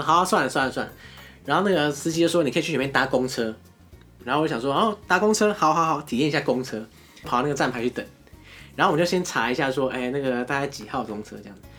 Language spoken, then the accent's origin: Chinese; Taiwan; 我们台湾是十二个生肖